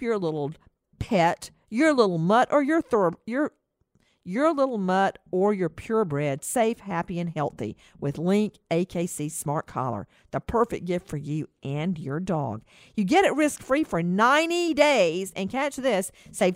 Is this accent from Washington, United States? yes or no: no; Macon, Georgia, United States; my hometown, Macon, Georgia